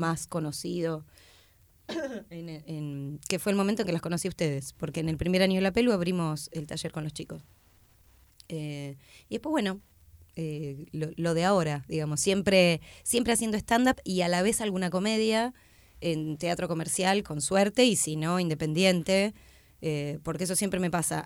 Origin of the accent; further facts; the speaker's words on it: Tandil, Buenos Aires Province, Argentina; moved away as an adult; now in Buenos Aires, Argentina; vengo de Tandil, eh, a los 22